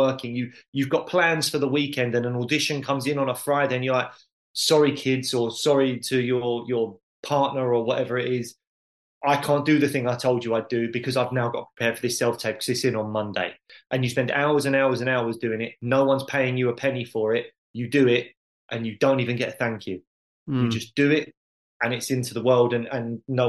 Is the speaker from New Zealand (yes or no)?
no; United Kingdom; as a British teenager